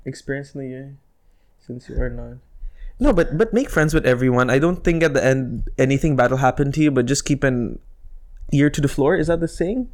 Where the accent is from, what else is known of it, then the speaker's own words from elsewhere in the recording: United Arab Emirates; accent: Indian; Janine and I were, were raised here in this country.